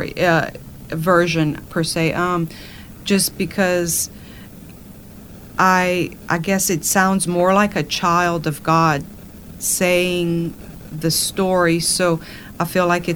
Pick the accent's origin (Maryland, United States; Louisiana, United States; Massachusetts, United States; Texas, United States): Louisiana, United States; Cajun; I am proud to be called a Cajun